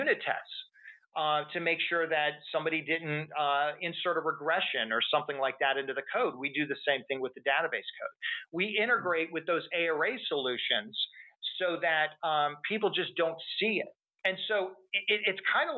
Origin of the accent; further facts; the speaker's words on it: Texas, United States; I'm from Texas